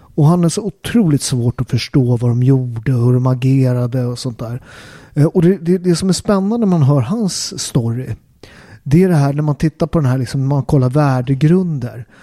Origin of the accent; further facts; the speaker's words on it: Upplands Väsby, Stockholm County, Sweden; jag är uppväxt upp i Upplands Väsby